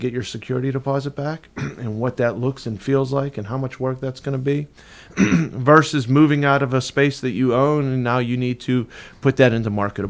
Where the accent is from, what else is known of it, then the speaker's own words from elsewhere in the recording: Pittsburgh, Pennsylvania, United States; now in Tampa, United States; I'm from Pittsburgh